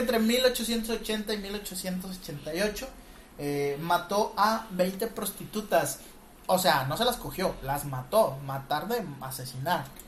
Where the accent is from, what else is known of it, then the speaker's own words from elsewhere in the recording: Mexico; nosotros somos mexicanos